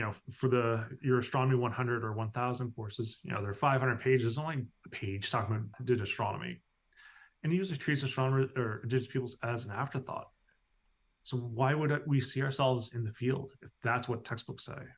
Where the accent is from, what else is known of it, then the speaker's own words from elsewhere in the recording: Newfoundland and Labrador, Canada; I grew up here in Newfoundland.